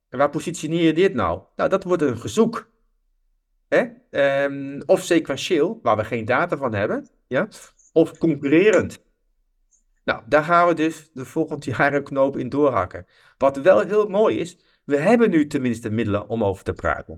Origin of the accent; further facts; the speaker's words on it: Netherlands; als Nederlanders